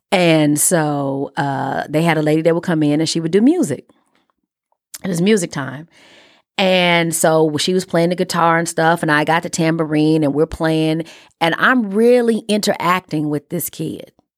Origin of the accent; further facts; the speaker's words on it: Chicago, Illinois, United States; I am a kid from Chicago. who went to Catholic school, private school all her life.